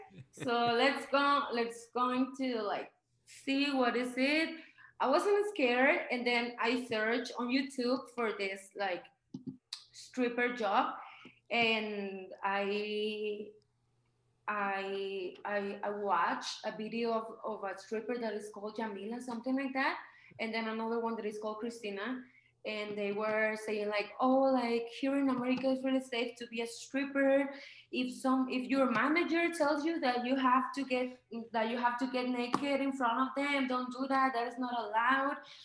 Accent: Mexico; English is a second language; also born or lived in California, United States; now in Aguascalientes, Mexico; I don't have an American passport. I'm from Mexico

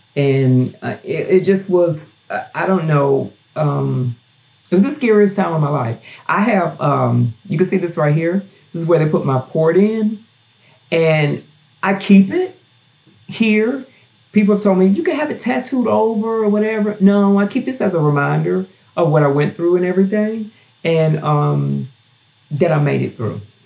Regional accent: Gulfport, Mississippi, United States; also born or lived in Knoxville, Tennessee; now in Strawberry Plains, United States; before i moved to tennessee i lived in gulfport mississippi which is where my hometown where i'm from

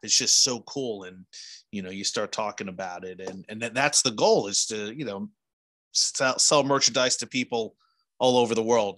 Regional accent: New Jersey, United States; now in Indiana, United States; I grew up in New Jersey

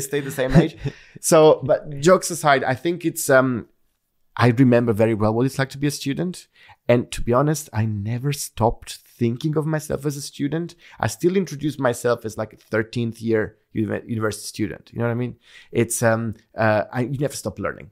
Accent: Naples, Campania, Italy; moved away as an adult; I grew up in Naples

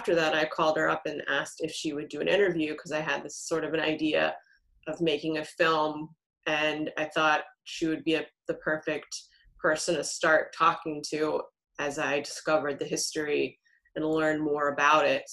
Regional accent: Texas, United States; moved away; I grew up in Texas

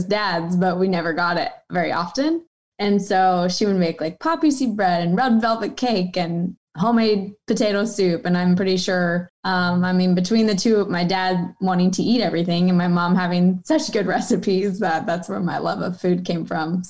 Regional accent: Wichita, Kansas, United States; moved away; went back home to Wichita. So Kansas State is like 3 hours from my hometown

